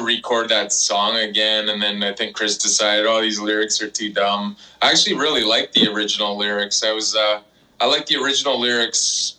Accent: Canada; we're from Canada.

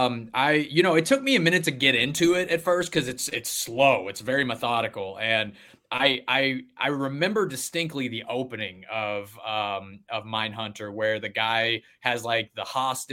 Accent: Arkansas, United States; now in Los Angeles, United States; I grew up in Arkansas and I just watch whatever, you know, coming from Arkansas, it's the Bible Belt.

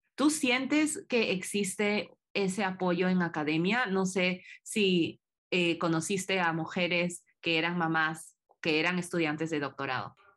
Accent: Peru; moved away; como peruana

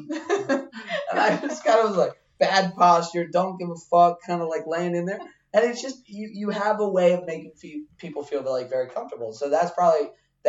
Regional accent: Baltimore, Maryland, United States; also born or lived in Wichita, Kansas; I come up in Maryland, you know, grow up my formidable years, you know, my high school and college years in Baltimore

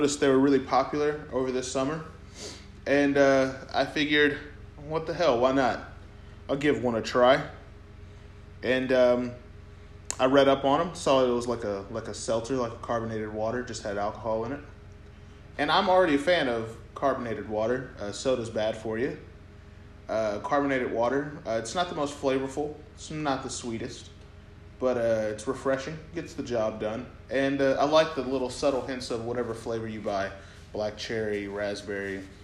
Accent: Sherman, Texas, United States; we're from Sherman, and there's this rivalry, high school rivalry

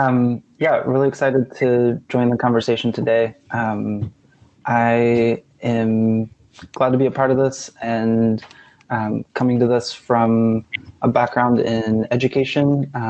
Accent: Little Rock, Arkansas, United States; moved away; also born or lived in Oklahoma / New York City / Chicago; I grew up in Little Rock, Arkansas

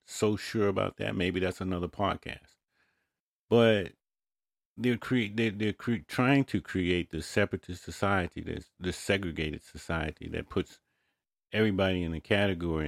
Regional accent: United States; I was born in America

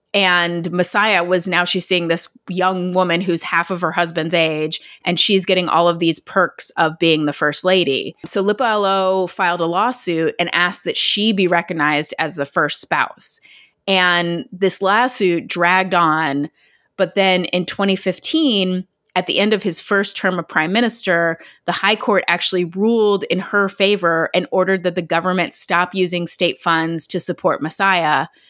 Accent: Ohio, United States; moved away as an adult; also born or lived in West Virginia; We're from there

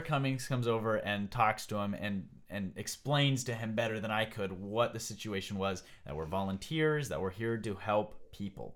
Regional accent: United States; I'm from America

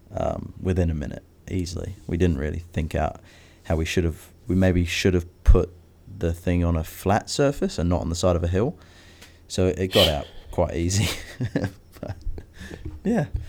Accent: New Zealand; Growing up in New Zealand where nothing can kill you in the bush

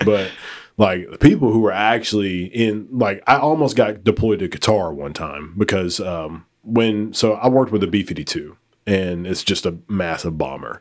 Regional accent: United States; I was born in America

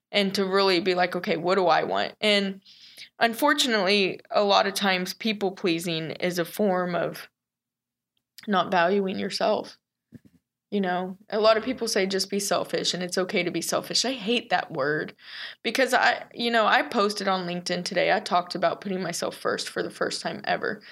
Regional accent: The Colony, Texas, United States; born and raised in Texas, grew up in the colony

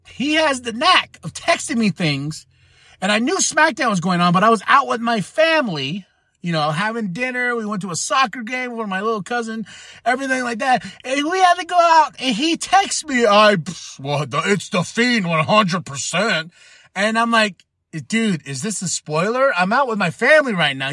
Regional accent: Shiprock, New Mexico, United States; moved away; recording in my hometown of Shiprock, New Mexico

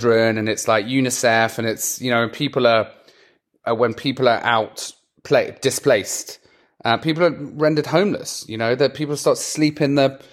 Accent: England, United Kingdom; I'm English

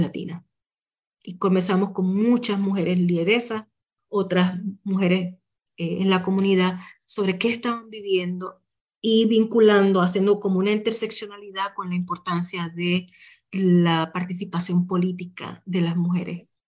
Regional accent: Puerto Rico; moved away; desde donde yo venía, ¿verdad? Muy desde la puertorriqueñidad

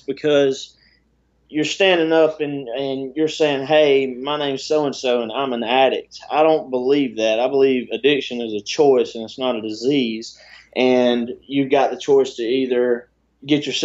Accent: South Georgia, United States; I had a good life growing up. I'm from South Georgia, so I mean, I'm small town country boy

